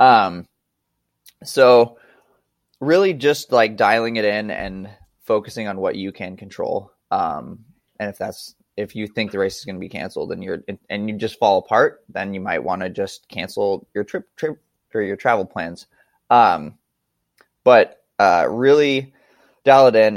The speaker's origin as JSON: {"language": "English", "region": "Montana", "country": "United States", "tie": "born or raised there", "said": "I grew up in Montana."}